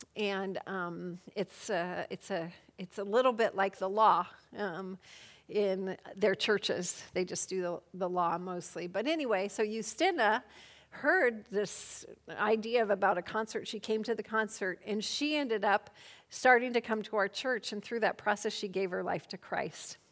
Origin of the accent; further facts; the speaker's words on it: Colorado, United States; moved away as an adult; now in Poland; I'm from Colorado, a native of Colorado